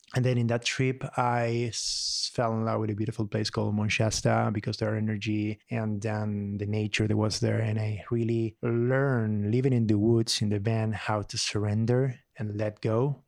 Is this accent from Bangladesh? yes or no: no; Buenos Aires, Argentina; English is a second language; moved away as an adult; now in United States; I'm from Argentina, um, Buenos Aires, and I came to this country like seven years ago